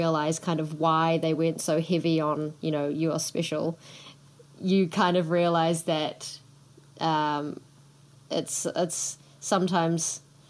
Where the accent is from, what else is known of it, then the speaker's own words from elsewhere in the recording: Singapore; oh, my background is I'm Indonesian Chinese and I grew up in Singapore